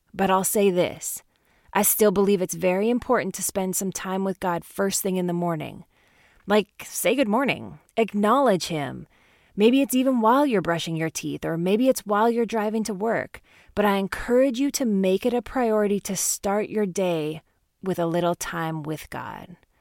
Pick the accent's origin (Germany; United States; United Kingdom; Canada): Canada; growing up in Canada